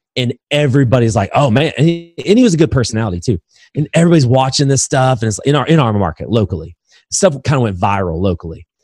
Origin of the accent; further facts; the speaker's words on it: Indiana, United States; moved away; also born or lived in Alabama; I'm from Indiana, so basketball's in my blood originally